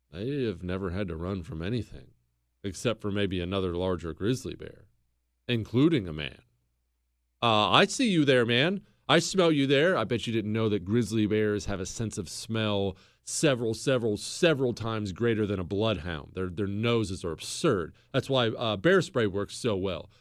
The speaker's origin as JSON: {"language": "English", "town": "Bozeman", "region": "Montana", "country": "United States", "tie": "born or raised there", "said": "I grew up in Bozeman, Montana"}